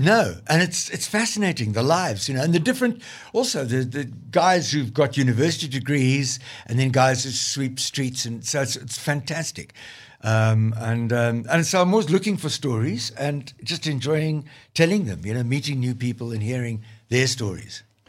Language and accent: English; Limpopo Valley, South Africa; moved away; I came from the Limpopo Valley